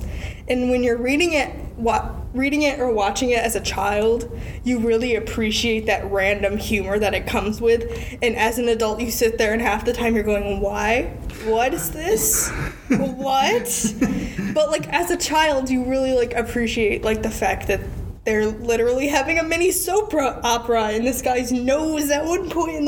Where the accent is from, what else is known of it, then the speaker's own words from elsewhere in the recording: United States; watching it as an American